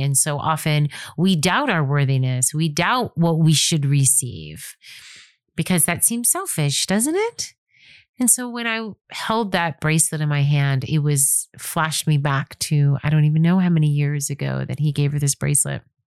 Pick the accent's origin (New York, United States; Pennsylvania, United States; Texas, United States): New York, United States; moved away as an adult; also born or lived in Nanuet, New York / Spring Valley, New York / Manhattan, New York; now in California, United States; I'm born and raised in New York